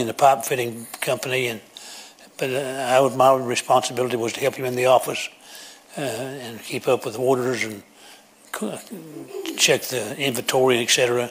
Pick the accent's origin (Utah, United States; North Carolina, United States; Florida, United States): North Carolina, United States; Kannapolis; Kannapolis? Oh, that's amazing. That's where I'm from